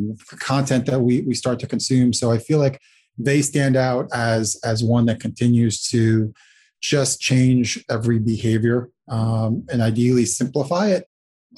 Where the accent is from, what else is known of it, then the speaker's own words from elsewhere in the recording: Latvia; now in New York City, United States; I was born in Latvia.